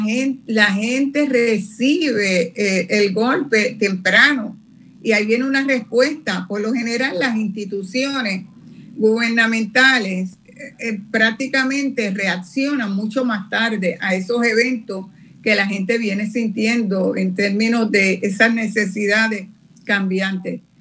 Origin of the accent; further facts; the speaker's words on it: Puerto Rico; la cantidad de población que tenemos acá en Puerto Rico